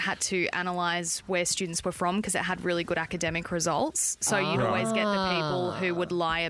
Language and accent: English; Sydney, New South Wales, Australia; I'm from Sydney, and I went to a public school